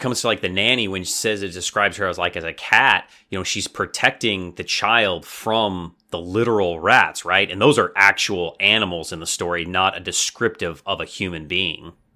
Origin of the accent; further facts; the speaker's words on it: United States; as an American